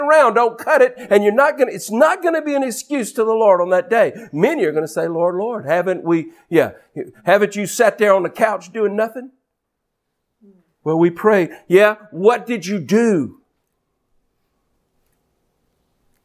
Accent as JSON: {"language": "English", "country": "United States", "said": "an American minister and a Christian who happens to be American"}